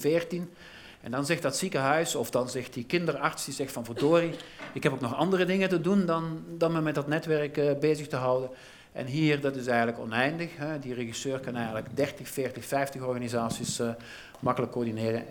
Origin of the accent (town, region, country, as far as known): Belgium